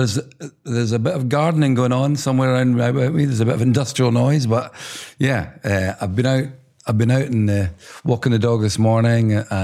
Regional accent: Dundee, Scotland, United Kingdom; I think I'd grown up, like most p

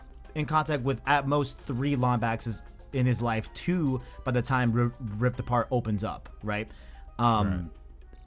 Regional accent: New York, United States; I was born in New York, you know? I was born in US. I was born in the United States. I'm an American

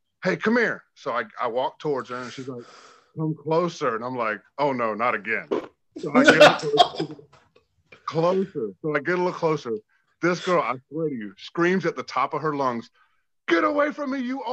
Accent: Tampa, Florida, United States

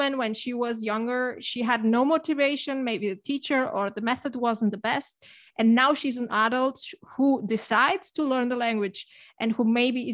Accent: Barcelona, Catalonia, Spain; moved away as an adult; now in Germany; I'm from Barcelona originally.

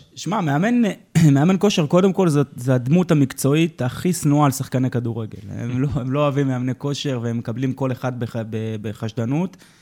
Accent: Jerusalem, Jerusalem District, Israel; אני גדלתי כירושלמי

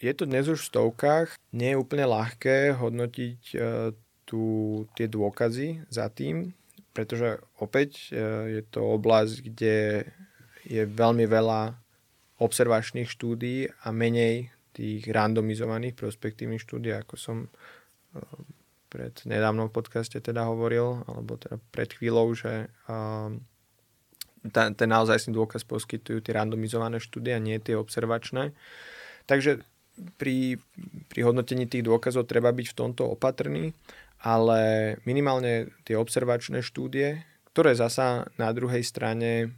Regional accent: Slovakia

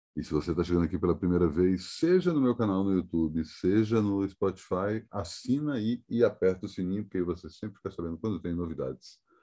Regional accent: Brasília, Federal District, Brazil; feriado da inauguração da minha terra natal

